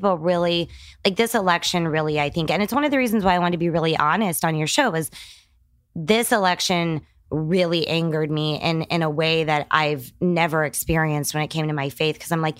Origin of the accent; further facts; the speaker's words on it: San Antonio, Texas, United States; born there; Well, I was born in San Antonio, Texas, but we moved all the time.